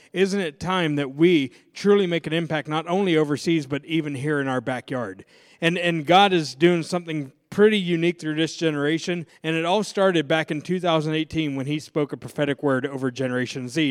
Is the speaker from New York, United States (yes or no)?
no; Pittsburgh, Pennsylvania, United States; I'm from Pittsburgh, so I'm a diehard Pittsburgh Steelers fan.